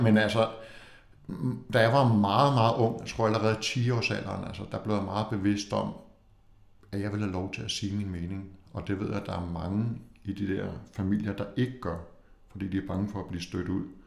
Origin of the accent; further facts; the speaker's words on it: Copenhagen, Capital Region of Denmark, Denmark; jeg kommer fra København